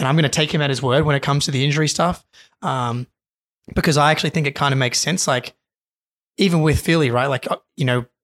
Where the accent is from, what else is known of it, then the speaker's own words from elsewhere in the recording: Australia; as an Australian